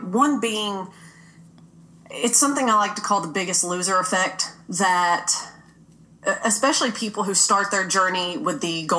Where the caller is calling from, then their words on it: Kentucky, United States; I'm currently in Western Kentucky.